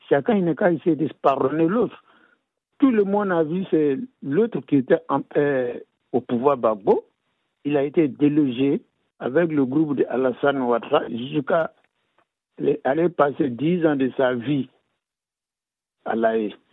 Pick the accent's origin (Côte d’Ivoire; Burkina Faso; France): Côte d’Ivoire; North; Il y a un problème que moi je n'arrive pas à comprendre. Je suis ivoirien, je suis du Nord.